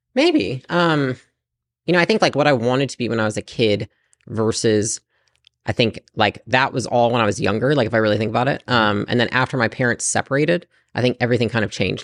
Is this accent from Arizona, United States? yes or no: no; Portage, Michigan, United States; moved away as an adult; also born or lived in California; I lived in Portage, Michigan, pretty small town.